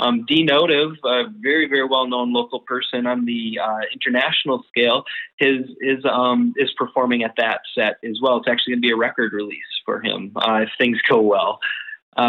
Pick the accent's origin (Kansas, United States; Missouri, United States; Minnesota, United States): Minnesota, United States; we are from Minnesota